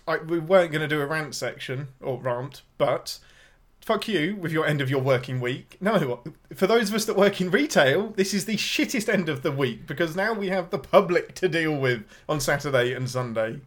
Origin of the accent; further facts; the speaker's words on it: England, United Kingdom; I'm your Englishman